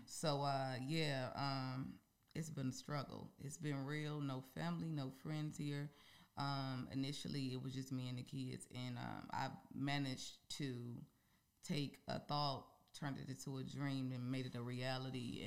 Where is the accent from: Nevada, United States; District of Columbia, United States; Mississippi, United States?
Mississippi, United States; moved away as an adult; now in Georgia, United States; I really love I love my hometown and I really mm-hmm. love Mississippi